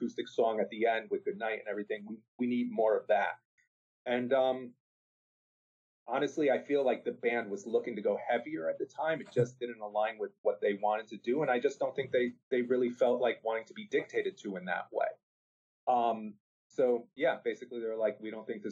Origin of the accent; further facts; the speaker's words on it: New Haven, Connecticut, United States; I'm from New Haven, Connecticut originally.